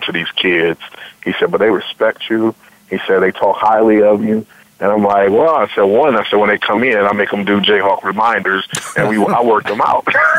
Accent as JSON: {"language": "English", "town": "Akron", "region": "Ohio", "country": "United States", "tie": "born or raised there", "moved": "yes", "said": "I grew up in Joy Park, up in Akron, Ohio"}